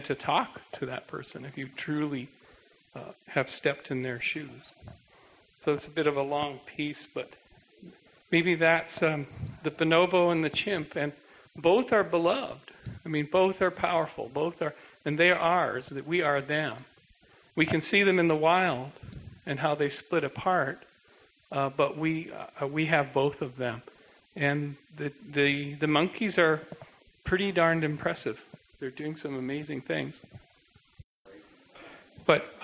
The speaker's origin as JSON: {"language": "English", "country": "Canada", "said": "I'm a Canadian"}